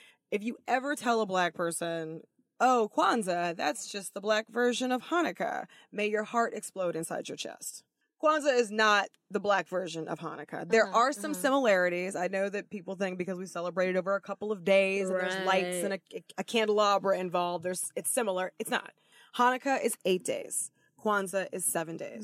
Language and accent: English; Los Angeles, California, United States; also born or lived in New Orleans, Louisiana; My family's not from Africa. We're from Los Angeles, California, and New Orleans, Louisiana